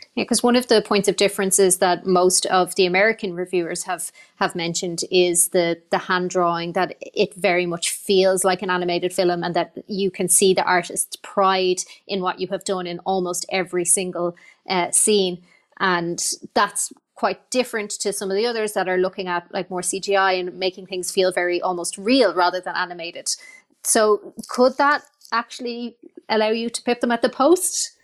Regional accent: Ireland; Ireland, our culture, our history

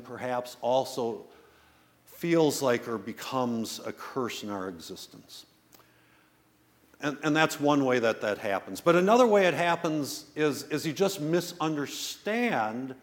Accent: West Bend, Wisconsin, United States; now in Milwaukee, United States; I grew up in the West Bend area

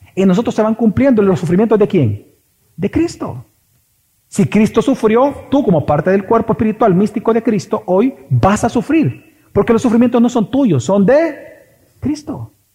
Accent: El Salvador; Aquí los salvadoreños somos de extremos

